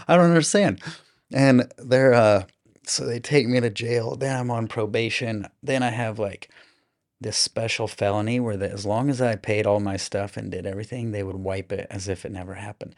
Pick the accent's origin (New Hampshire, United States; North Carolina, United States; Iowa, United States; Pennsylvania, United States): Iowa, United States; Des Moines; now in Austin, United States; I grew up in Iowa in, um, the Des Moines area, so capital city